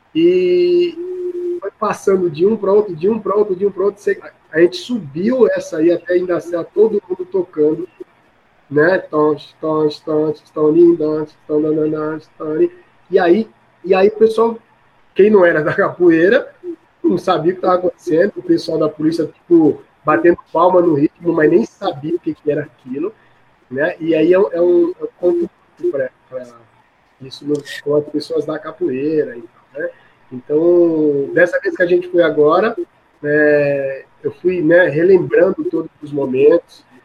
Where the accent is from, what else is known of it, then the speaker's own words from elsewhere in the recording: Maceió, Alagoas, Brazil; now in São Paulo, Brazil; Eu nasci de criado em Maceió, Alagoas